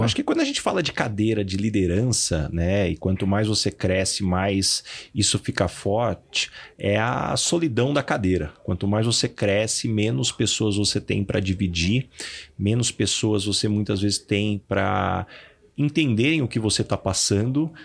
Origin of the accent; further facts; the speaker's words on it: São José do Rio Preto, São Paulo, Brazil; moved away as an adult; now in São Paulo, Brazil; Eu sou de São José do Rio Preto